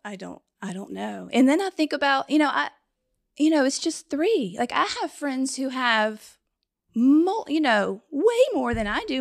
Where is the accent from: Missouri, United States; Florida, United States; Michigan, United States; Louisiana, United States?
Louisiana, United States; Baton Rouge; also born or lived in Austin, Texas; I'm from Baton Rouge.